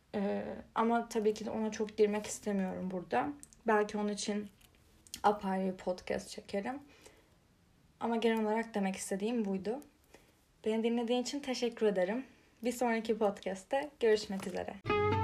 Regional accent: Turkey; Türkiye'de kalmayı

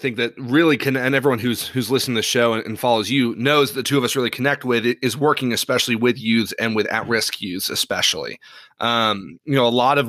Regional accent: Ireland; Given I grew up in Ireland.

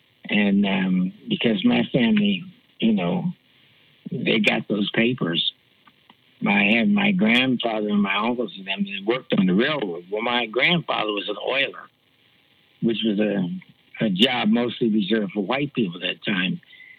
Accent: Columbus, Ohio, United States; Well, I grew up with a big family, so a lot of that stuff I was kind of protected from, because I grew up with a really big family.

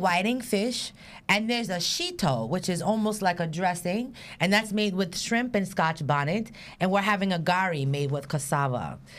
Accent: Jamaica; I'm Jamaican

